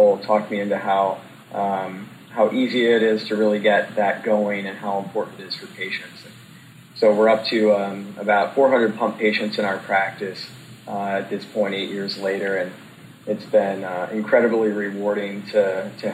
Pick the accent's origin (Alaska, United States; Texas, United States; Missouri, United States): Missouri, United States; St. Louis; also born or lived in Indianapolis; I'm originally from St. Louis